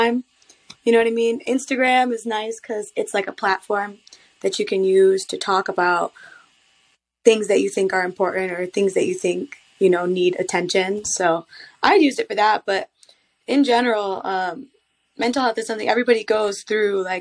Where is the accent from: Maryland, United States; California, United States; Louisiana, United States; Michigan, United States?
Michigan, United States; I'm from Michigan